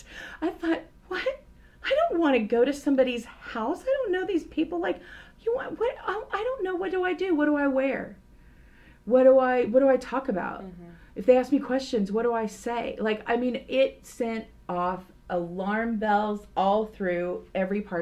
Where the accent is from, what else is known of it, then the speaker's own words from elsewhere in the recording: Tulsa, Oklahoma, United States; I grew up in a church rich environment and community because I'm from Tulsa, Oklahoma.